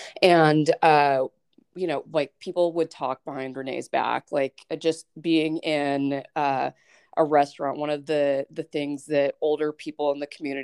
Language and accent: English; Douglas, Wyoming, United States; I grew up in Douglas, and I was part of the punk rock scene in central Wyoming and eastern Wyoming.